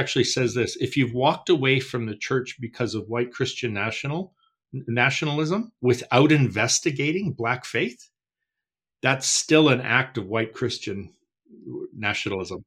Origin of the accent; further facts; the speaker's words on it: Canada; I don't worry about this in Canada. We're a pagan nation